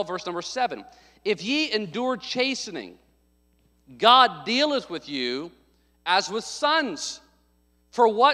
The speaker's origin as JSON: {"language": "English", "region": "the South", "country": "United States", "tie": "born or raised there", "said": "I grew up in the South"}